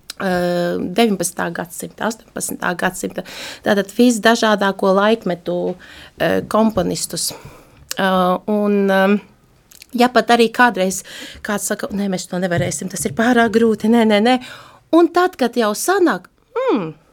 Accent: Daugavpils, Latgale, Latvia; now in Riga, Latvia; Es nāku no Latgales, esmu dzimusi katoļu

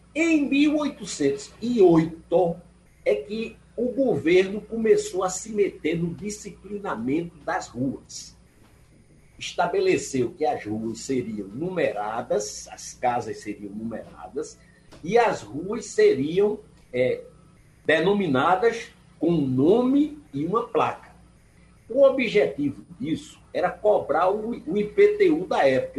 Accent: Recife and Surubim, Pernambuco, Brazil; eu tenho duas naturalidades. Eu sou recifense e surubinense

